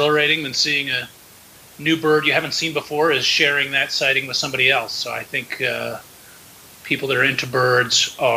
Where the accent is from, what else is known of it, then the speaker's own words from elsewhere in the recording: Philadelphia, Pennsylvania, United States; I am lifelong Philadelphian